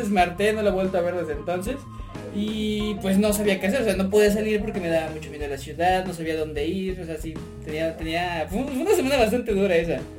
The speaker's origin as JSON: {"language": "Spanish", "region": "Puebla", "country": "Mexico", "said": "llegamos a la ciudad de Puebla, porque yo soy proveniente de ahí, ¿saben? Entonces, este, yo, yo nací ahí, tengo bastante familia ahí."}